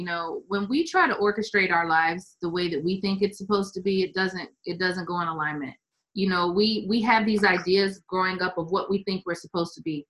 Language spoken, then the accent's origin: English; Syracuse, New York, United States; I grew up in Syracuse